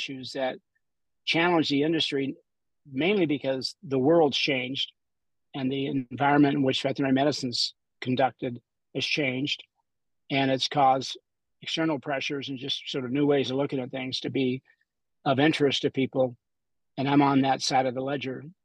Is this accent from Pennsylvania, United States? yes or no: no; McMinnville, Oregon, United States; moved away; I grew up in McMinnville